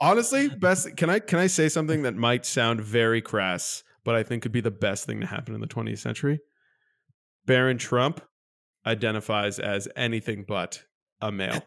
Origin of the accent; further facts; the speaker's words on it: Canada; as a Canadian